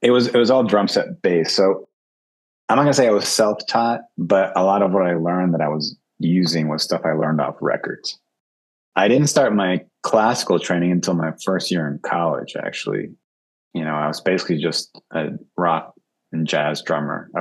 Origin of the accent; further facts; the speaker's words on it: Annandale, Virginia, United States; moved away as an adult; also born or lived in Uruguay / New York City; now in New York, United States; I grew up in the D.C. area, in Northern Virginia, in Annandale and Springfield, basically, suburb of Washington, D.C.